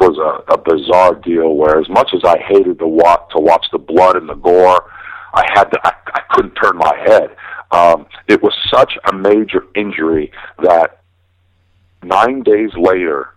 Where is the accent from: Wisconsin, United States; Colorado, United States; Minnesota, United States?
Wisconsin, United States; Milwaukee; now in Las Vegas, United States; I'm from Milwaukee